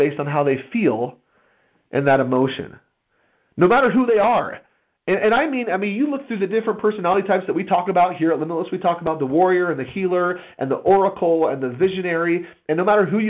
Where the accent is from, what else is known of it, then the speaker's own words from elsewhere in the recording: United States; As an American people